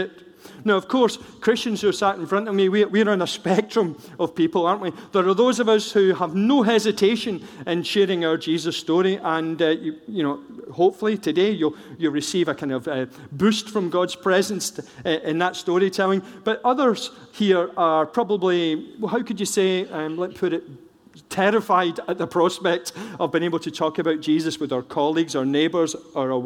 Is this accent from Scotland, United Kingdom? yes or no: yes; Scotland, United Kingdom; I'm a Scot